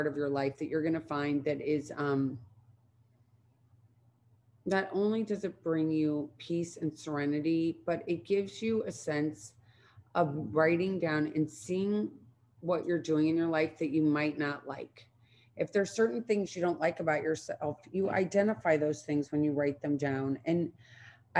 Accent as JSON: {"language": "English", "region": "Midwest", "country": "United States", "tie": "born or raised there", "said": "growing up in the Midwest"}